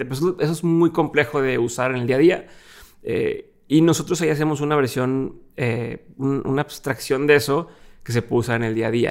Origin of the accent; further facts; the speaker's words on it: Monterrey, Nuevo León, Mexico; also born or lived in Torreón; soy de aquí de Monterrey, me pasando de Torreón